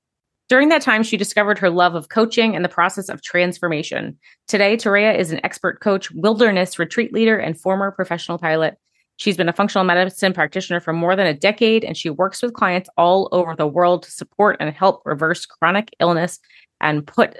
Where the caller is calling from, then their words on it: New York City, New York, United States; I'm tuning in from New York City today, joined by my sister across the country in Las Vegas.